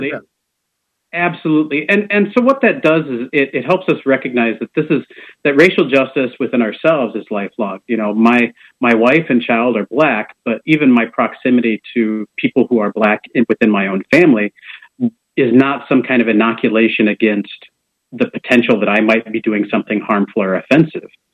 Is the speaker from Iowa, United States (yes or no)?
yes; Preston, Iowa, United States; moved away as an adult; now in Des Moines, United States; I'm originally from Preston, Iowa. That's with a P. Um, oh, okay. In, in eastern Iowa, uh, Jackson County, town of about 950 people. I'm the fifth of 10 kids.